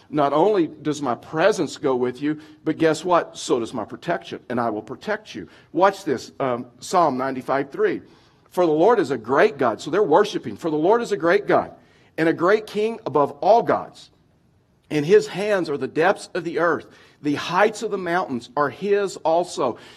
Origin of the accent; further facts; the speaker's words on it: Texas, United States; now in Colorado, United States; I've been in Colorado, moved from Texas. You probably didn't realize that. I've lost my accent or working on it.